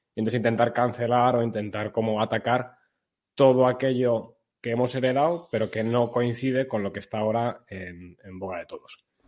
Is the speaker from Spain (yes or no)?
yes; Spain; como españoles